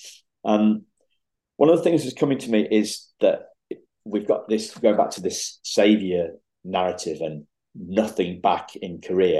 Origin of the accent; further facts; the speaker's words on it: United Kingdom; as a Brit